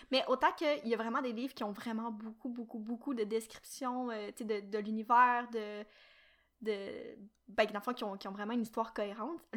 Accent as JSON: {"language": "French", "region": "Quebec", "country": "Canada"}